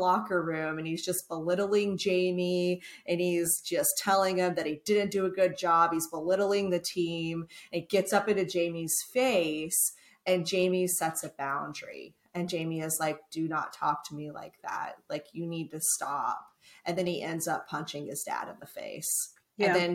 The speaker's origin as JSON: {"language": "English", "region": "Texas", "country": "United States", "said": "I'm from Texas"}